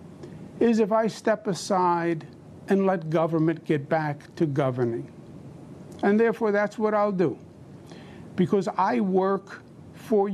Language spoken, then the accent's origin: English; New York, United States; I'm a New Yorker, born and bred